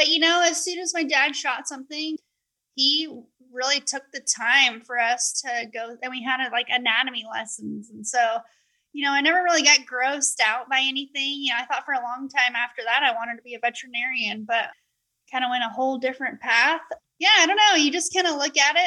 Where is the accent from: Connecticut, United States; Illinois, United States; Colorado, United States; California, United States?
Colorado, United States; Colorado Springs; moved away; growing up in Colorado Springs, it's Olympic City, USA.